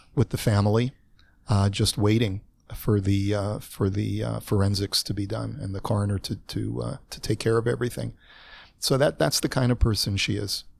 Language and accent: English; Los Angeles, California, United States; moved away as an adult; now in Toronto, Canada; I moved to Toronto from Los Angeles. I was already forty-eight years old